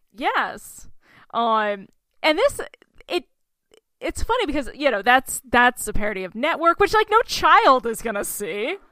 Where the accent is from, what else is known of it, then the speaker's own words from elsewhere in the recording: Oklahoma, United States; moved away; my home state, Oklahoma.